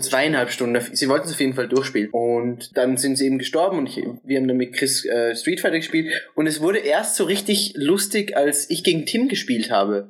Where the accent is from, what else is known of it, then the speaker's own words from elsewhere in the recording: Austria; dass wir aus Österreich kommen